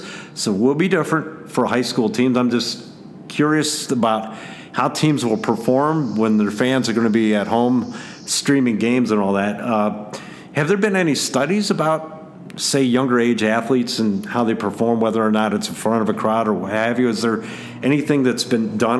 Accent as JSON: {"language": "English", "town": "Massillon", "region": "Ohio", "country": "United States", "tie": "born or raised there", "said": "Got a great battle in my hometown of Massillon, Ohio."}